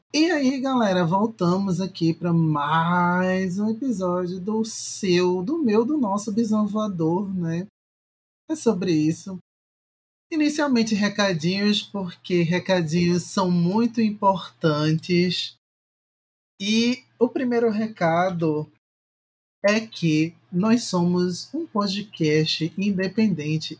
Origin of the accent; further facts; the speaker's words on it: Recife, Pernambuco, Brazil; do meu local, do meu país de Recife